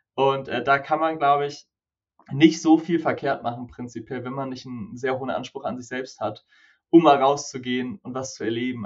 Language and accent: German; Konstanz, Baden-Württemberg, Germany; ich komme aus Konstanz